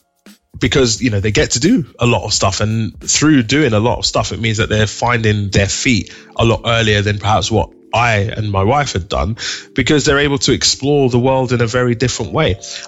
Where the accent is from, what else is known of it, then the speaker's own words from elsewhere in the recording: Nigeria; And I remember growing up, being Nigerian, both me and my wife, growing up in a Nigerian household